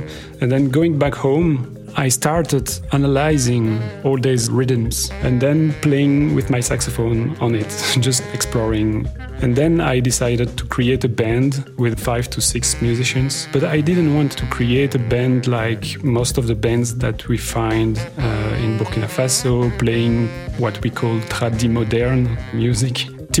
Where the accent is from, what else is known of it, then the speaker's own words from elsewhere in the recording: Belgium; I am a musician from Belgium.